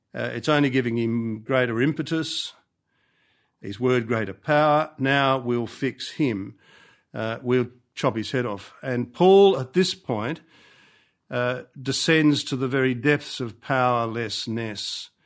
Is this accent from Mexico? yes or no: no; Australia; also born or lived in Rome; as an Australian